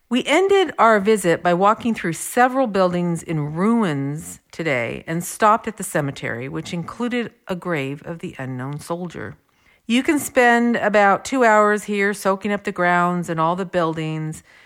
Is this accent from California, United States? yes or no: yes; California, United States; we are from California.